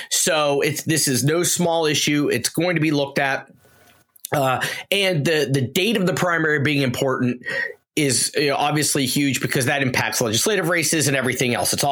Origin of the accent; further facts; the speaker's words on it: Pittsburgh, Pennsylvania, United States; my hometown of Pittsburgh.